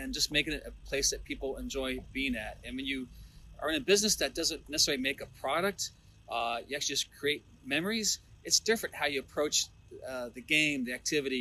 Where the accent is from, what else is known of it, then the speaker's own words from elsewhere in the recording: Ohio, United States; moved away; I grew up in Ohio, went to school at Bowling Green, Ohio